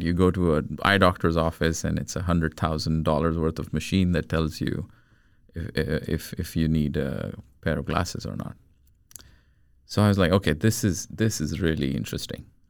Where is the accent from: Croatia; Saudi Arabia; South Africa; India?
India; moved away as an adult; also born or lived in United States / Rochester; now in Sweden; I was born in India. I grew up in India till I was about 20, 21 years old. And I moved to the States to study my master's.